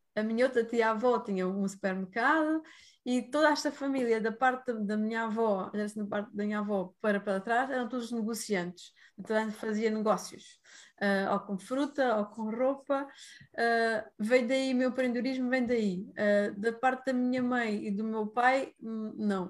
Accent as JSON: {"language": "Portuguese", "region": "Algarve", "country": "Portugal", "tie": "born or raised there", "also_born_or_lived": "India", "moved": "yes", "said": "Neste momento estou no Algarve, uh, lá para Pentelolé, que é a minha terra que eu nasci, e decidi voltar outra vez para cá, para as origens"}